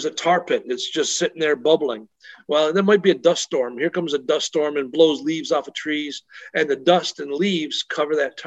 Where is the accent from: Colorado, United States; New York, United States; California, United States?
New York, United States; moved away as an adult; also born or lived in Europe; growing up in New York State